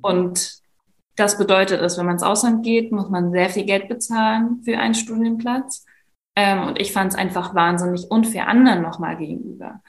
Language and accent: German; Leipzig, Saxony, Germany; also born or lived in Szczecin; Leipzig, wo ich wohne, wo ich aufgewachsen bin